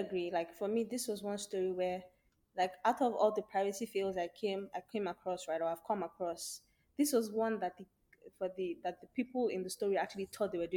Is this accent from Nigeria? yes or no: yes; Nigeria; as a Nigerian mother